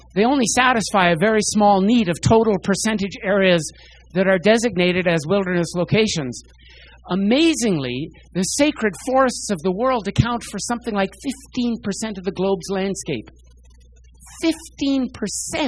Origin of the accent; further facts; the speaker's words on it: New York, United States; moved away as an adult; also born or lived in Medicine Hat, Alberta, Canada; now in Calgary, Canada; I grew up out east in New York. I spent 11 years there from age 6 onward, left just before I would have been drafted to the Vietnam War